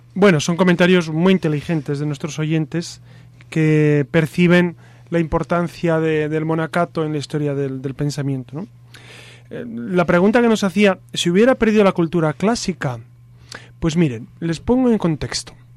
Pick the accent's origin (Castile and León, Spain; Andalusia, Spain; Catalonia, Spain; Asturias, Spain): Castile and León, Spain; homeland with Santo Domingo de Silos; en mi tierra, por supuesto, está Santo Domingo de Silos como monasterio